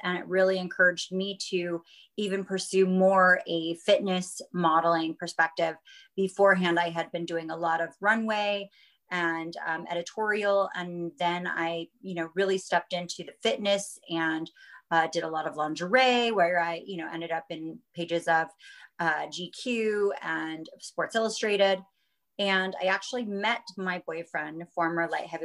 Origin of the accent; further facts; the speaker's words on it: Denver, Colorado, United States; moved away as an adult; also born or lived in Las Vegas, Nevada; born and raised in Denver, Colorado. I moved to Las Vegas with my family when I was 19 years old